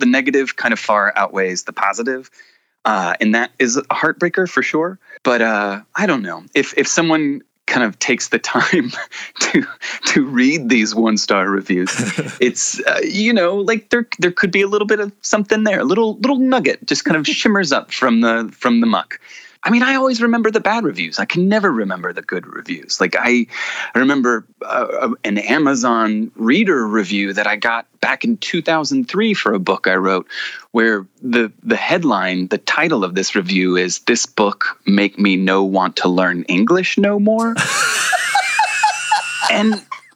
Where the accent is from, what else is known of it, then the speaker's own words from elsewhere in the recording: the South, United States; I grew up in the South